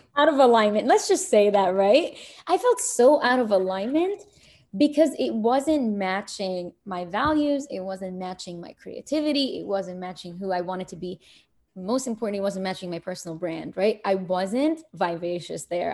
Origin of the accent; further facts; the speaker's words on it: Kuwait; also born or lived in Egypt / New York; now in United States; I'm born in Egypt. I was raised in Kuwait